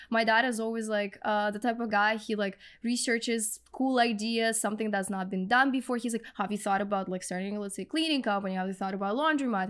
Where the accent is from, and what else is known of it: Russia; English is a second language; moved away as an adult; now in Canada